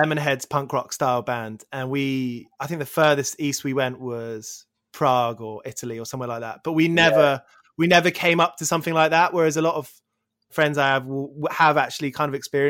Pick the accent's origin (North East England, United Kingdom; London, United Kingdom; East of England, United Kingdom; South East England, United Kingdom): East of England, United Kingdom; near Watford; also born or lived in Aylesbury; I was born in Aylesbury and moved to like nearer Watford